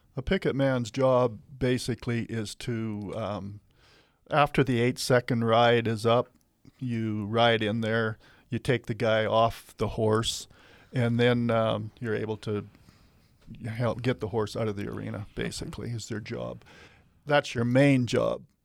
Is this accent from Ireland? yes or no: no; Matador Community Pasture, Saskatchewan, Canada; I was born and raised on the Matador Community Pasture, which is a huge, largest community pasture in Canada.